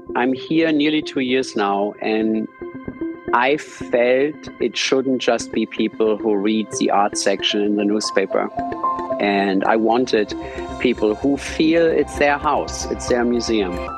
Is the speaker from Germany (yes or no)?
yes; Germany; accent: German American; English is a second language; moved away as an adult; also born or lived in New York, United States; now in Berlin, Germany; my German American accent